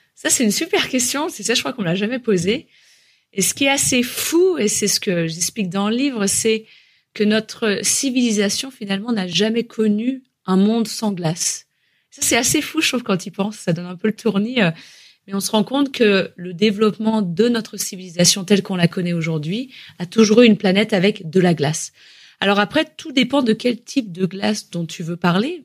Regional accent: Haute-Savoie, Auvergne-Rhône-Alpes, France; je suis originaire de Haute-Savoie en France

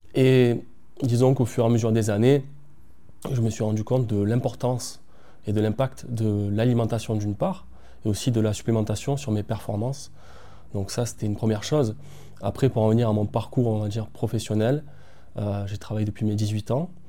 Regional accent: Marseille, Provence-Alpes-Côte d'Azur, France; moved away as an adult; now in La Valette-du-Var, France; je suis originaire de Marseille.

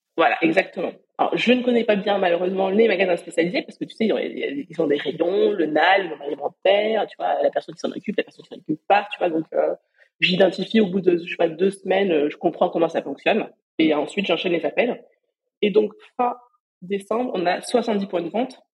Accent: Perpignan, Occitania, France; moved away; je suis originaire de Perpignan.

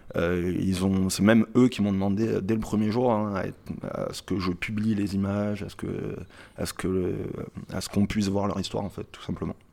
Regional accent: Marseille, Provence-Alpes-Côte d'Azur, France; je suis de Marseille

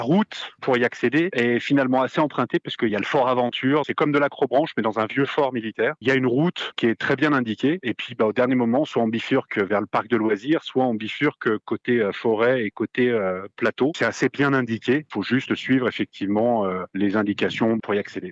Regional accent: Neuves-Maisons, Grand Est, France; Je suis de Neuve Maison et à 10-15 km de Nancy.

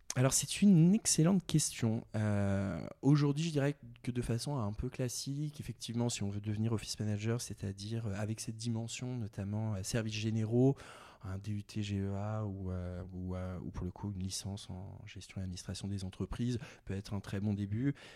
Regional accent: Val-d'Oise, Île-de-France, France; moved away as an adult; also born or lived in Réunion; j'ai grandi, euh, grandi dans le Val d'Oise

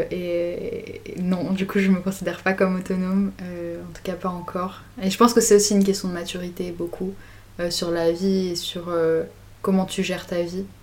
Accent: Grenoble, Auvergne-Rhône-Alpes, France; j'ai 19 ans. Euh, je viens de Grenoble.

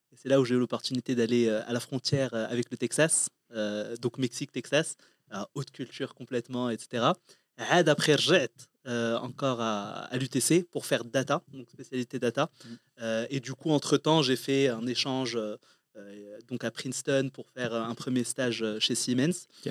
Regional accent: Morocco; moved away as an adult; also born or lived in Compiègne, France; je suis né, j'ai grandi au Maroc

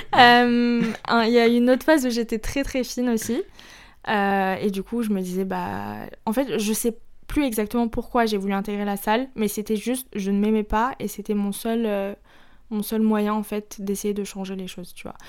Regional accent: Paris, Île-de-France, France; also born or lived in Lebanon (ancestry); Je suis libanaise, mais j'ai toujours vécu ici.

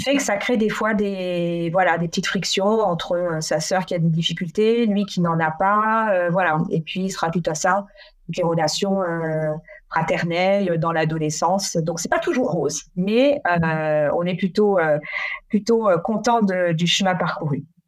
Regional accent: France; moved away as an adult; also born or lived in Brussels, Belgium; je prends la décision de repartir dans ma région natale en France

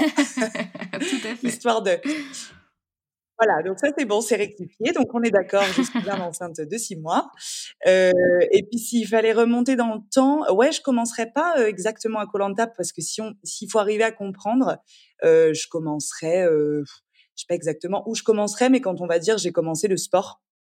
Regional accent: Angers, Pays de la Loire, France; moved away as an adult; also born or lived in Paris; now in Antibes, France; Je suis née à Paris, mais donc mes parents sont très revenus, enfin rapidement revenus à Angers puisque je suis angevine. J'ai grandi euh, dans la, dans la douceur angevine

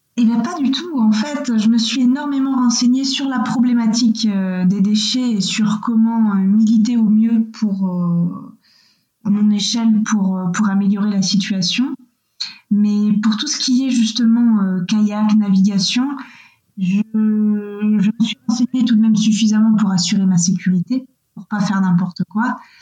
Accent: Missé, Nouvelle-Aquitaine, France; Moi, je viens d'Angers, ou plus exactement de Missé, qui est un tout petit village à côté d'Angers, donc dans, les Deux-Sèvres

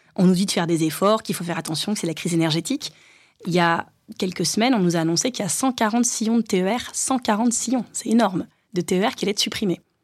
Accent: Hénin-Beaumont, Hauts-de-France, France; born or raised there

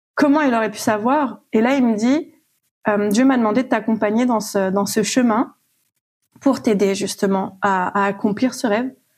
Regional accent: Réunion; moved away; Je suis à plus de 6 000 kilomètres de, de mon pays d'origine. J'ai quitté la Réunion

